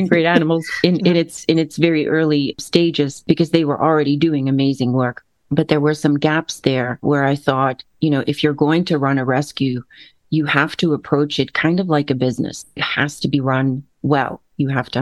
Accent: Netherlands; also born or lived in West Africa; now in Bellevue, United States; So I'm originally from the Netherlands, right? Born and raised.

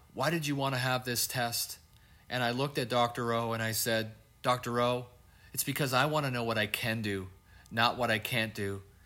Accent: Canada; I'm Canadian

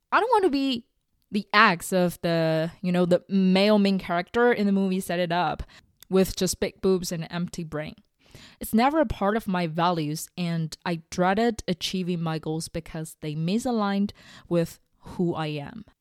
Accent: China; moved away; going back to my home country, eating together with my parents, watching all the old T V shows, traveling in Beijing with them

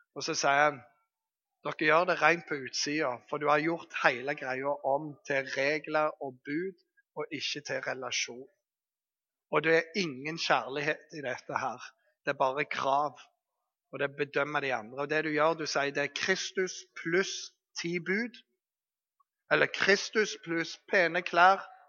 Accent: Bergen, Vestland, Norway; Jeg kommer fra Bergen

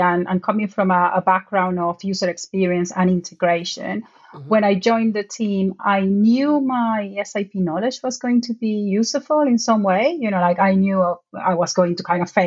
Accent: Venezuela; moved away as an adult; now in United Kingdom; I'm originally from Venezuela

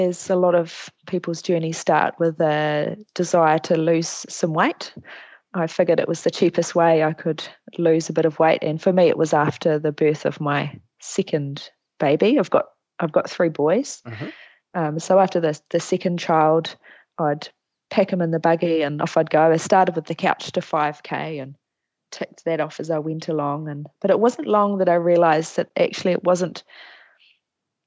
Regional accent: Whanganui, Manawatū-Whanganui, New Zealand; moved away as an adult; now in Palmerston North, New Zealand; I grew up in Whanganui.

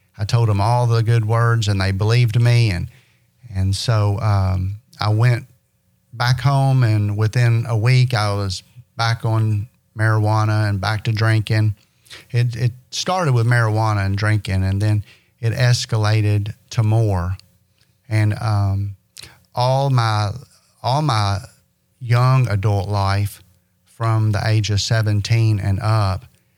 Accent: Owensboro, Kentucky, United States; I'm from Owensboro, Kentucky. Born and raised

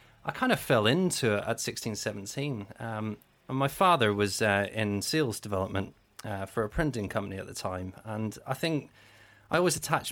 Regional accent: Belfast, Northern Ireland, United Kingdom; moved away; also born or lived in Cheltenham; I'm born and raised in Belfast

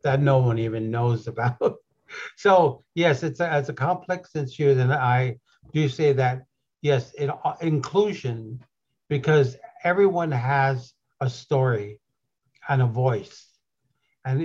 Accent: Wisconsin, United States; moved away; I'm actually from Wisconsin, from the great tribes out there, from the Ojibwe.

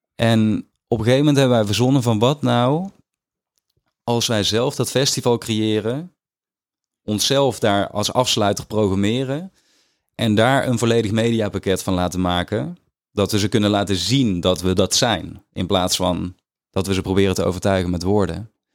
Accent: Weert, Limburg, Netherlands; moved away; also born or lived in Stramproy; als jongen van tien in Limburg, in dat dorpje waar ik ben opgegroeid

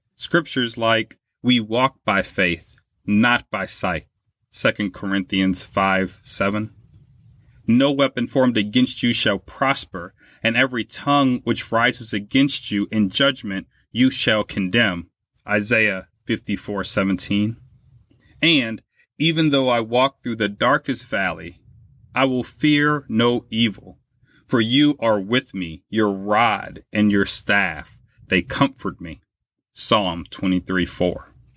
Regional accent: Louisiana, United States; now in Buffalo, United States; in my home state of Louisiana

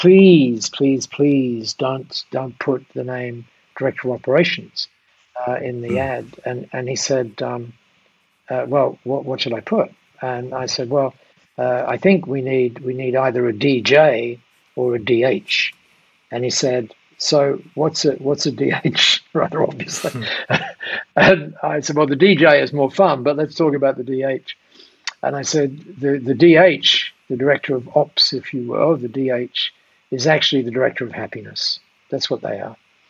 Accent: Dover, South East England, United Kingdom; I was born in Dover, down there. My dad was a miner.

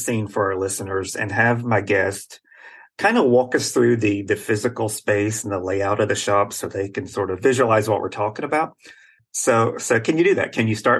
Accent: West Virginia, United States; I'm from West Virginia

